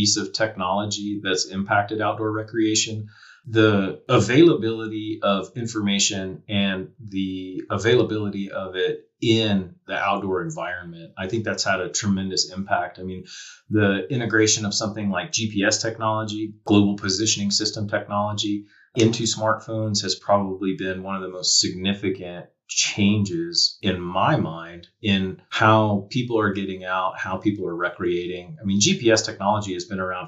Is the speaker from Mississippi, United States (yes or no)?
no; Charlotte, North Carolina, United States; moved away as an adult; also born or lived in Asheville, North Carolina; now in Montana, United States; I grew up in North Carolina. So I grew up in Charlotte, South Central North Carolina